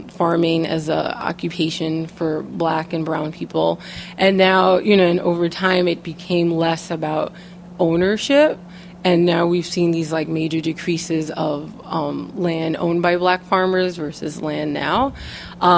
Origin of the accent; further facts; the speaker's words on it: New York, United States; being a woman of color, growing up in New York